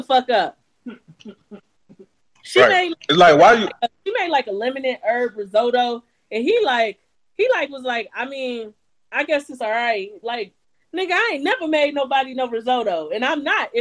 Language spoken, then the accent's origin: English; Cleveland, Ohio, United States; I'm from Cleveland